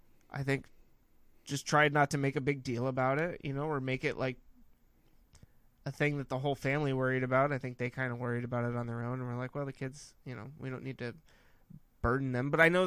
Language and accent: English; California, United States; well, I'm from California, so I only like California oak trees